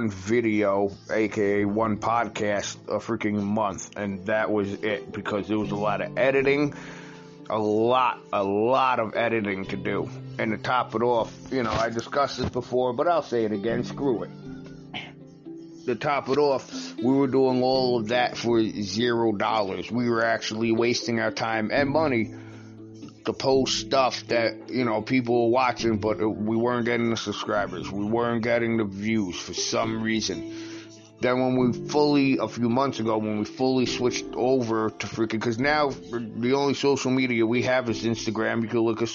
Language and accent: English; New York, United States; moved away as an adult; also born or lived in Virginia; black people from New York to move out of state. Because I did that back when I moved to Virginia in late 2004